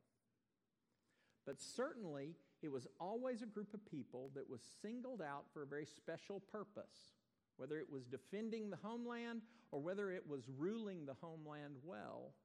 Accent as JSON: {"language": "English", "region": "Texas", "country": "United States", "tie": "born or raised there", "also_born_or_lived": "Iowa", "said": "I wasn't born here, but I have grabbed that nomenclature for my own life. I got here about 15 months old"}